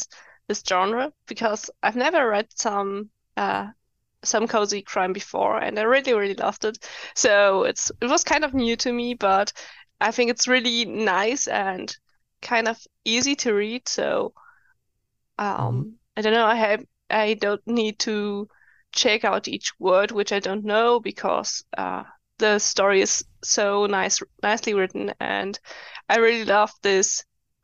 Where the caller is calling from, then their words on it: Germany; I just new member of the Christmas Book Club, and I really enjoyed reading the book. I'm joining from Germany